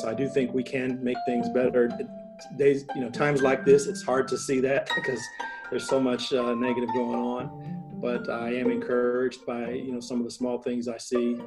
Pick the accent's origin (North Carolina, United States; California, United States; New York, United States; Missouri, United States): Missouri, United States; St. Louis; McDonnell Douglas in St. Louis, my hometown